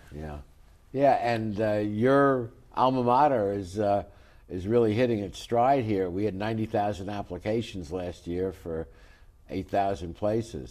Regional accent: New York City, New York, United States; growing up in New York City as a kid

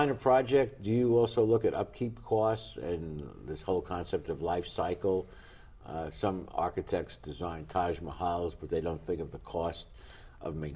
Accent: New York City, New York, United States; well, I come from New York. I think you do also.

